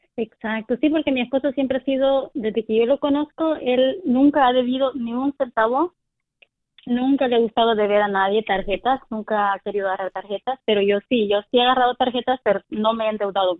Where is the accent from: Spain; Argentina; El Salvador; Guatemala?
El Salvador; now in California, United States; Yo soy del, del de Salvador